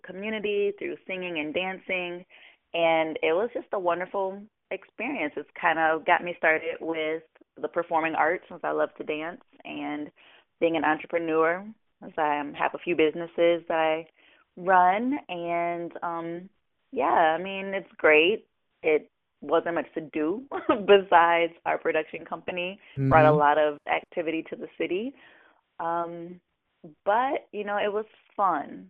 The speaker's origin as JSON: {"language": "English", "town": "Toledo", "region": "Ohio", "country": "United States", "tie": "born or raised there", "said": "I'm from Toledo, Ohio"}